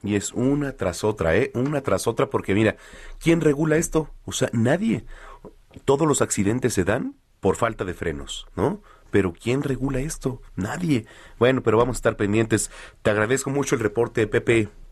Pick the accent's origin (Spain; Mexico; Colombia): Mexico; el mexicano gritamos, nos emocionamos, en cualquier estadio alentamos